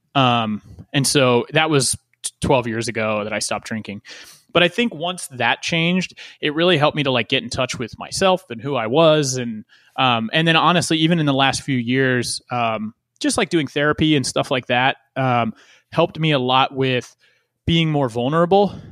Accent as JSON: {"language": "English", "town": "West Chester", "region": "Pennsylvania", "country": "United States", "tie": "born or raised there", "said": "growing up in Westchester, Pennsylvania, like right around that area"}